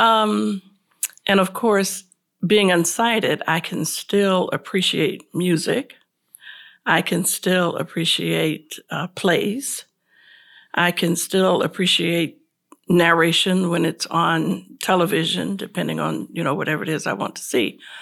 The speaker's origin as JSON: {"language": "English", "town": "Tampa", "region": "Florida", "country": "United States", "moved": "as an adult", "lives_now": "Charlotte, United States", "said": "I'm originally from Tampa, Florida"}